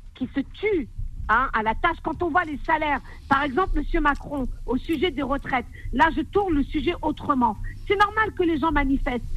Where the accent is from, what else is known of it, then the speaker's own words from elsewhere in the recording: France; mes, ancêtres sont des Algériens, mais je suis une Française